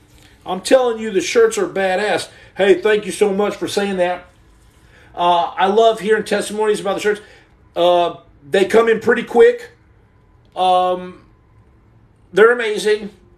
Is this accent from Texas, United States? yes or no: yes; Muleshoe, Texas, United States; I'm from West Texas, Dr. Mac Daddy. I'm from Mule Shoe, Texas.